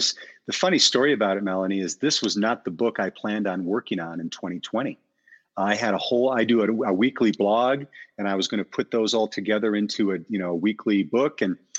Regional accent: Wisconsin, United States; moved away as an adult; now in Aurora, United States; I moved here in 93. So I've lived here the most I've ever lived anywhere. I grew up in the Midwest, in Wisconsin, but the corporate world brought me to Denver and I was here since December 93.

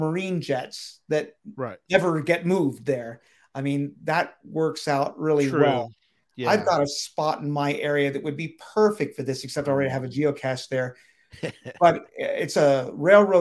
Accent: Pennsylvania, United States; my home state of Pennsylvania

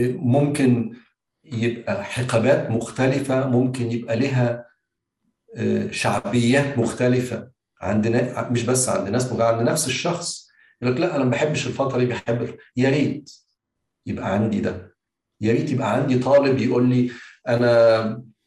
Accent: Egypt; انا كواحد كمصري

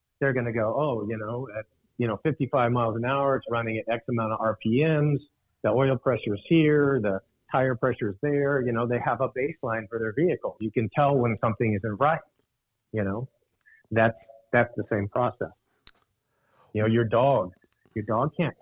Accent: Alaska, United States; I grew up in Alaska

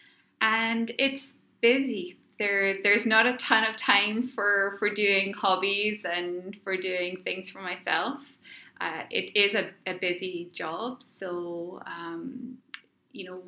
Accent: Scotland, United Kingdom; moved away as an adult; now in Ottawa, Canada; I'm not originally from Canada. I'm actually Scottish. I was born in Scotland, and I've been living here in Ottawa now for about 10 years.

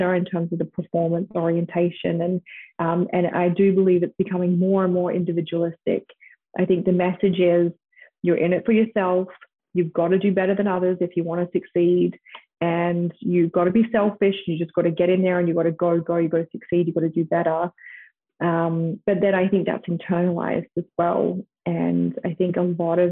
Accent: Australia; moved away as an adult; also born or lived in United States; growing up in Australia

